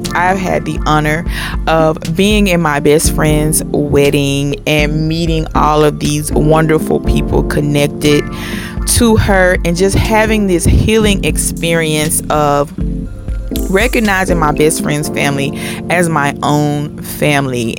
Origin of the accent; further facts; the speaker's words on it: Mississippi, United States; my family is from Mississippi. I'm from Mississippi